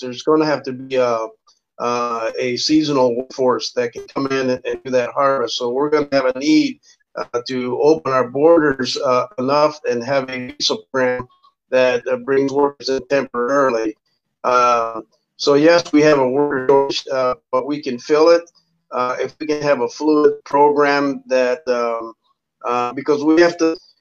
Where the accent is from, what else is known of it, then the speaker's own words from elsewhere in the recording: South Texas, United States; moved away; I was raised, uh, I'm originally from South Texas. We started migrating in the 50s to the north